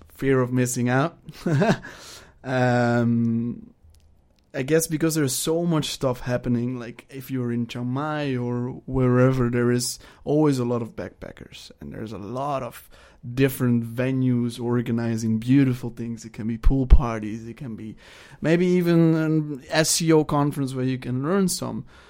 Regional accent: Netherlands; moved away; I am from the Netherlands, and I am twenty-seven years old.

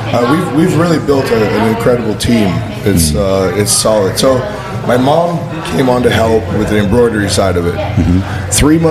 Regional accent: Boulder City, Nevada, United States; moved away as an adult; also born or lived in Texas; But came back to my roots. I grew up right outside of Las Vegas in a little town called Boulder City. It's like where Hoover Dam's at.

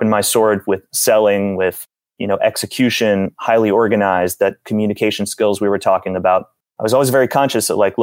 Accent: South Florida, United States; I'm from South Florida

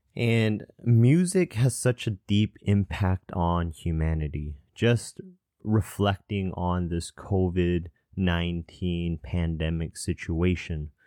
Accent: Southern California, United States; also born or lived in Atlanta, Georgia / Irvine, California / Spokane, Washington / Chicago, Illinois; after I was one, I moved all the way to Southern California.

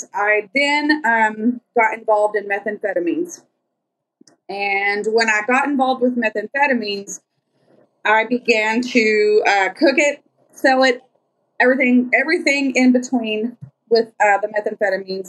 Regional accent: Lubbock, Texas, United States; I'm from Lubbock, Texas

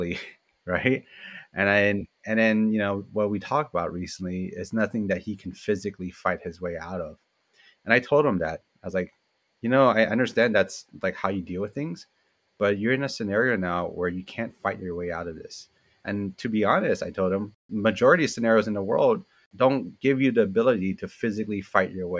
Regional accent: San Francisco, California, United States; I grew up in the Richmond district in San Francisco.

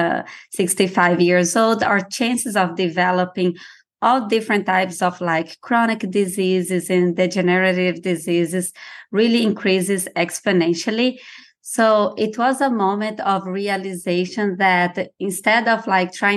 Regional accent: Brazil; moved away; I'm originally from Brazil

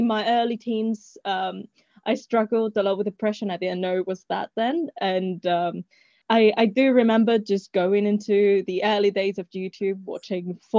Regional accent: Spain; I'm actually originally from Spain.

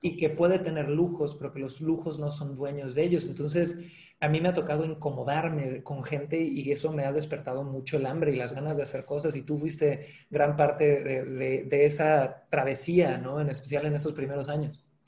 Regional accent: Cancún, Quintana Roo, Mexico; yo nací en Cancún, eh, de padre chileno, madre mexicana

